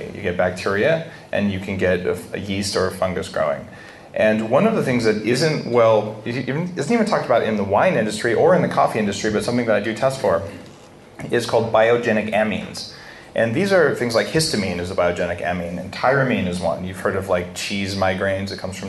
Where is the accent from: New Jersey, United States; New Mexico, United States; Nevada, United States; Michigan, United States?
New Mexico, United States; I grew up in New Mexico